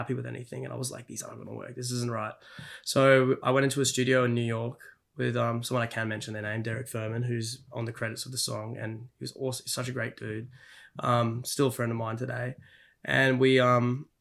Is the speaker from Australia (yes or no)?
yes; Brisbane, Queensland, Australia; moved away as an adult; also born or lived in United States; we left Brisbane, my hometown